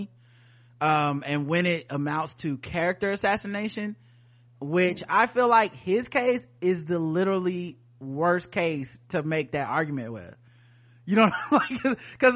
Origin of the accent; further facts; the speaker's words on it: United States; as an American